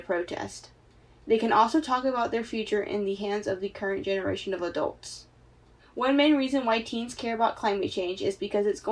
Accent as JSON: {"language": "English", "area": "Dover City", "region": "North Carolina", "country": "United States", "said": "I'm from Dover City"}